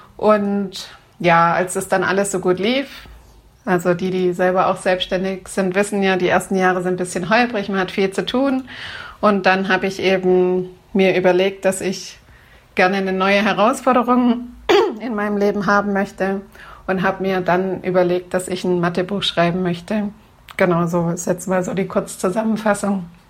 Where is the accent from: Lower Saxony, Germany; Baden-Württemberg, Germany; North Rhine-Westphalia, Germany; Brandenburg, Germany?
Baden-Württemberg, Germany; bei uns in Baden-Württemberg